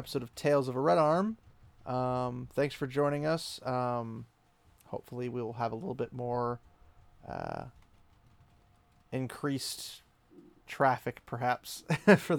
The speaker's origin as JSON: {"language": "English", "country": "United States", "said": "being the American that I am"}